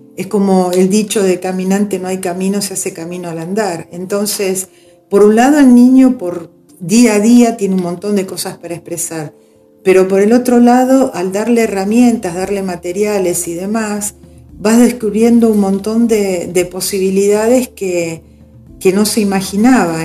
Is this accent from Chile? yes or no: no; Argentina; somos argentinos